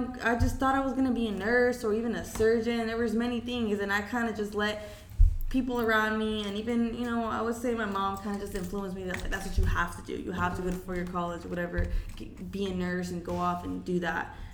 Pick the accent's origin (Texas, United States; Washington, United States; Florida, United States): Florida, United States; also born or lived in Mexico; I'm from Florida